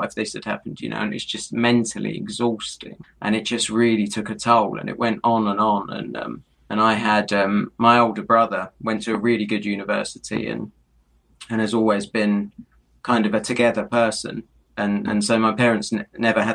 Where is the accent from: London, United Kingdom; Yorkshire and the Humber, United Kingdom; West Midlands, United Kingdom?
London, United Kingdom; being a Londoner